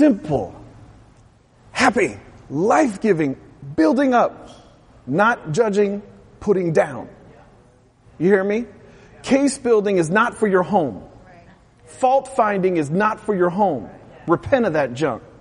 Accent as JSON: {"language": "English", "region": "West Coast", "country": "United States", "said": "I'm from the West Coast"}